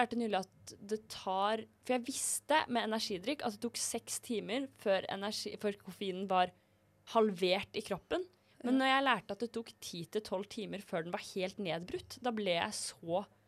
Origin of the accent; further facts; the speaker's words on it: Drøbak, Akershus, Norway; moved away; klesskapet mitt hjemme i Drøbak